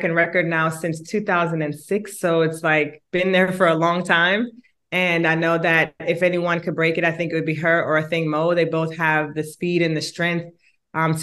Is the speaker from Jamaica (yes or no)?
yes; Jamaica; now in United States; I was born in Jamaica